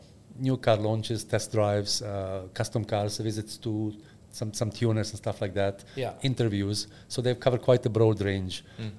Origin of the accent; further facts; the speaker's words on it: Bosnia & Herzegovina; English is a second language; From Bosnia.